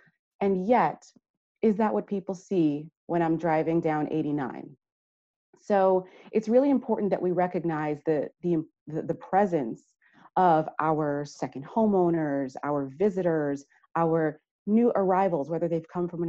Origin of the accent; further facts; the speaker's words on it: New York, United States; now in Vermont, United States; I mean, I'm coming from New York. And so when I hear Vermonters talk about Irene, I can empathize because in 2012, we had Hurricane Sandy.